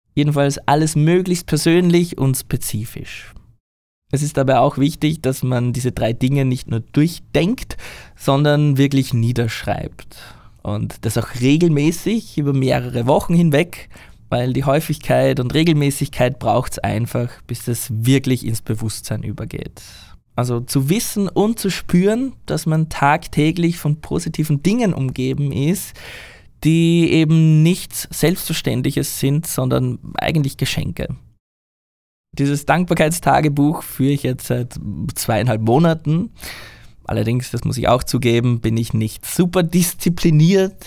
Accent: Austria; moved away as an adult; now in Japan; Ich weiß, dass ich in Österreich meine Heimat habe

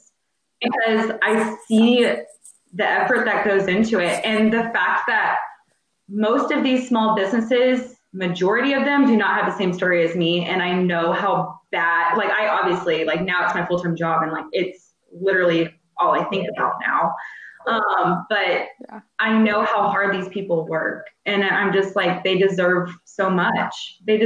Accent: New Orleans, Louisiana, United States; I was born in New Orleans

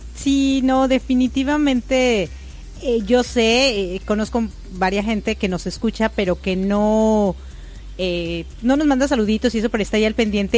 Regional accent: Mexico; now in Florida, United States; como buena mexicana

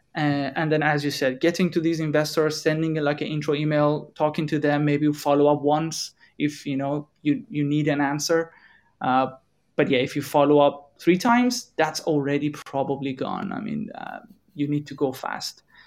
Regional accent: Iran; moved away as an adult; now in Europe; we are coming from Iran, we are in Europe

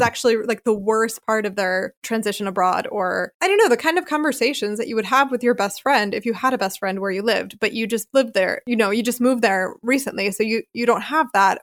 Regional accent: Philadelphia, Pennsylvania, United States; moved away as an adult; also born or lived in Charleston, South Carolina / Chicago, Illinois; now in Freiburg, Germany; I grew up in Philadelphia in the Northeast

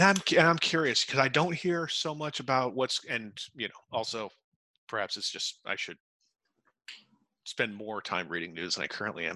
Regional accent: Utica, New York, United States; now in New York City, United States; i'm from central new york from utica New York specifically

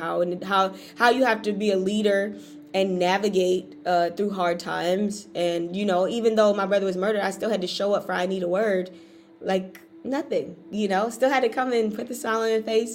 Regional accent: Raleigh, North Carolina, United States; I'm from Raleigh

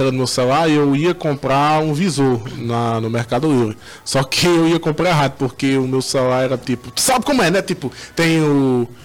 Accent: Northeast Region, Brazil; Mas pra gente que é do Nordeste, sabe que a logística

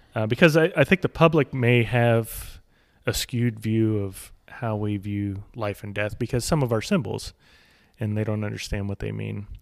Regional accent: United States; I'm speaking as an American

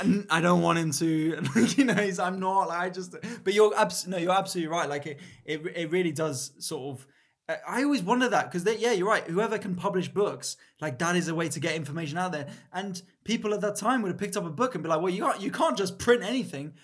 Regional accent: London, United Kingdom; I grew, I grew up in Mill Hill, so I was the o, opposite side, Northwest

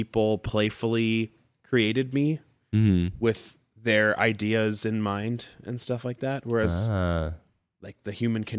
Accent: San Jose, California, United States; born or raised there

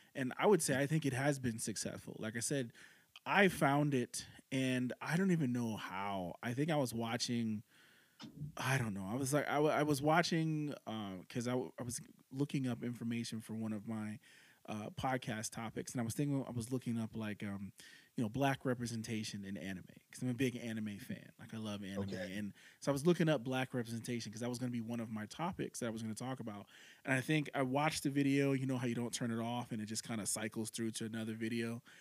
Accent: New York City, New York, United States; moved away as an adult; now in Nebraska, United States; I live in Nebraska, but I'm originally yeah. from New York City. So okay. and I grew up in New York City until I was 20 years old

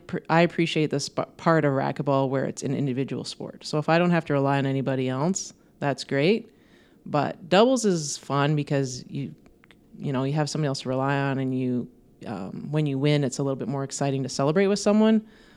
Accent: Thompson, Manitoba, Canada; I loved growing up in Thompson. I think it was a great place for me to grow up. It's a very sports-minded community, and they really supported their youth sports

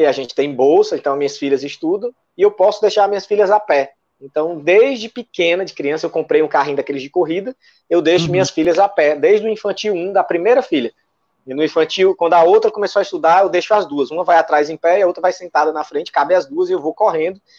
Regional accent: Fortaleza, Ceará, Brazil; Eu sou um cara que, que nasci e me criei na periferia aqui, em Fortaleza.

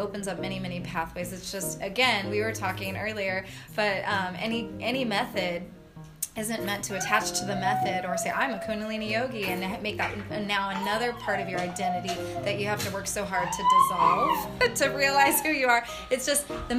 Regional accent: Fresno, California, United States; also born or lived in Santa Cruz; now in Long Beach, United States; I grew up in Fresno

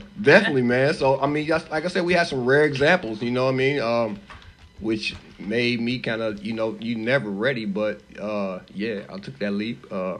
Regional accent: Dayton, Ohio, United States; moved away; I'm from Ohio too.

